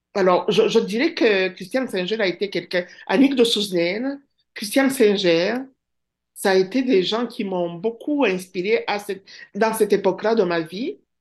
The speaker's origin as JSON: {"language": "French", "country": "Rwanda", "first_language": "Kinyarwanda", "second_language": "French", "moved": "as an adult", "lives_now": "Rimouski, Canada", "said": "j'étais partie du Rwanda"}